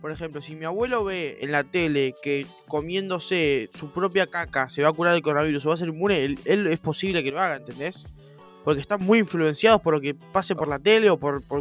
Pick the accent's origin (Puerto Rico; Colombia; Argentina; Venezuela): Argentina; Porque soy argentino, monstruo.